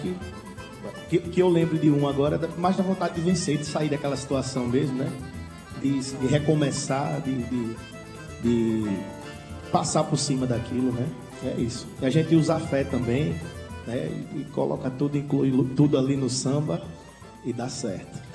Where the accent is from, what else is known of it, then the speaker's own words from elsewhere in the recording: Paraíba, Brazil; Eu, como paraibano